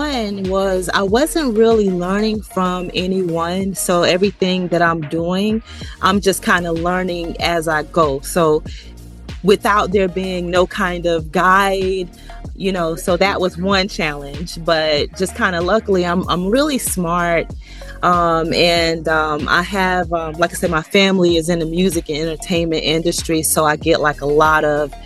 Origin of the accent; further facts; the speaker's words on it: Jacksonville, Florida, United States; I'm from Jacksonville, Florida